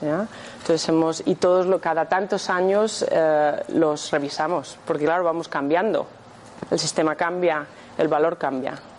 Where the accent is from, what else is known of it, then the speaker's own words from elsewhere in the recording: Madrid, Community of Madrid, Spain; moved away as an adult; now in Scotland, United Kingdom; nací aquí, en Madrid, pero llevo viviendo en Escocia 22 años